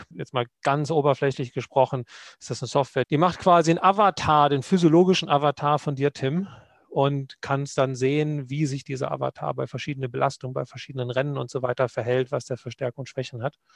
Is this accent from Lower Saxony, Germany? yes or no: yes; Lower Saxony, Germany; Nee, man sagt, äh, das akzentfreiste Deutsch Deutschlands von der Gegend, wo ich herkomme.